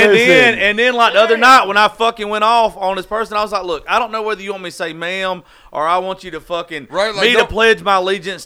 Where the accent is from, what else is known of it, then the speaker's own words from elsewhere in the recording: the South, United States; what pissed me off is I'm from the South. I called it darling.